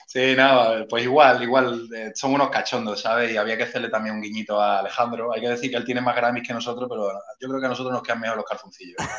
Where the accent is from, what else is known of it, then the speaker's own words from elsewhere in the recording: Málaga, Andalusia, Spain; yo soy de Málaga capital, del barrio de Welling